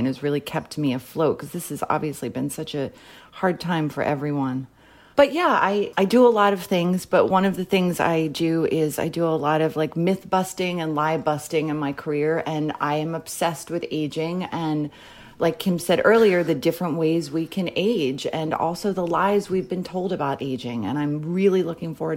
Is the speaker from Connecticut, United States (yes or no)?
no; Philadelphia, Pennsylvania, United States; also born or lived in New York; now in Los Angeles, United States; I'm originally from Philadelphia